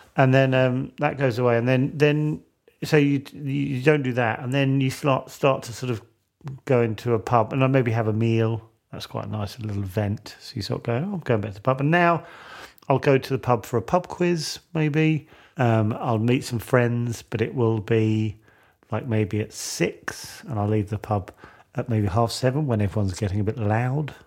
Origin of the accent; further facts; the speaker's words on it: United Kingdom; as a Brit